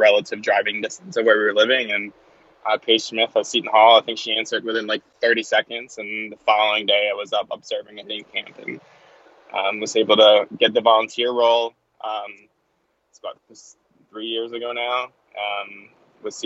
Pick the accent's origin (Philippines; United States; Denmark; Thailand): Denmark; moved away; I'm originally from Denmark, over in Scandinavia.